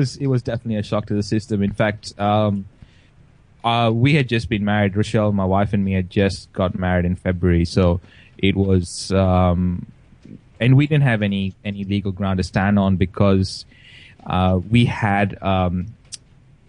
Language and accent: English; Goa, India; now in Australia; everyone kept asking where I was from, and I would keep saying I'm from Goa